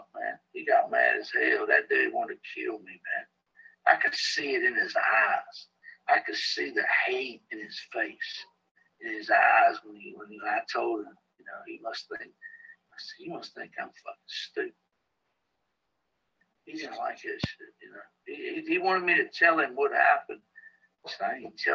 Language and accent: English; Danville, Virginia, United States; moved away; I'm from Danville, Virginia